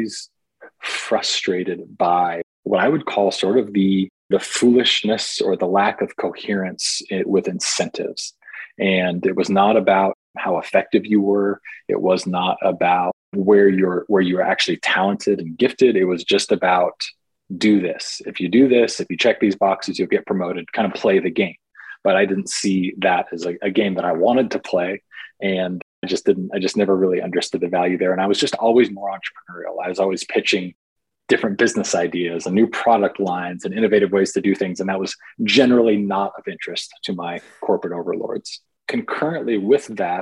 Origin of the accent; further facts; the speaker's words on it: Portland, Oregon, United States; I was born and raised in Portland, Oregon